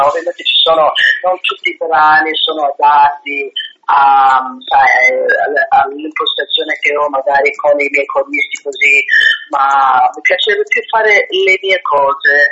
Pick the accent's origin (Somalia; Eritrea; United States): United States; now in Italy; nella mia terra, negli Stati Uniti.